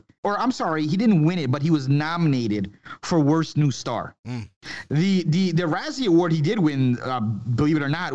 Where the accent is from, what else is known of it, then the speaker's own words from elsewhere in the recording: New York, United States; growing up in New York